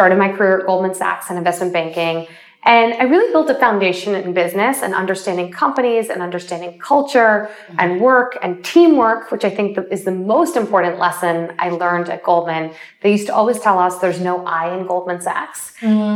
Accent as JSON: {"language": "English", "town": "Springfield", "region": "Illinois", "country": "United States", "tie": "born or raised there", "said": "I was born in Springfield, Illinois"}